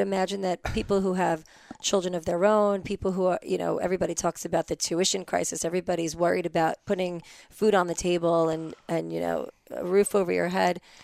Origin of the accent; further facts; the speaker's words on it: New York, United States; I was born and raised in New York